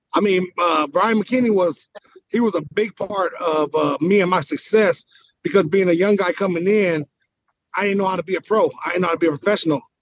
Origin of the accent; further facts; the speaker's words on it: Inglewood, California, United States; I grew up in Inglewood.